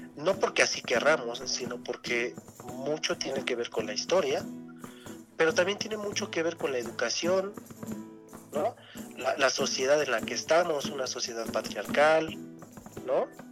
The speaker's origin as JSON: {"language": "Spanish", "country": "Mexico", "said": "nosotros como mexicanos"}